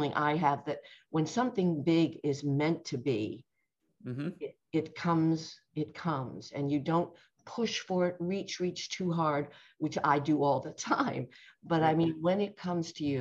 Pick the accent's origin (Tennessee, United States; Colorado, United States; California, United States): Colorado, United States; Boulder; I grew up in Boulder, Colorado